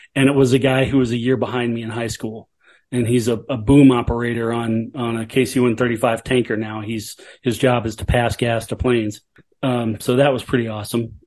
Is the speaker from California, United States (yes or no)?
no; Alabama, United States; moved away; I was from Alabama, and I told her what town I grew up in.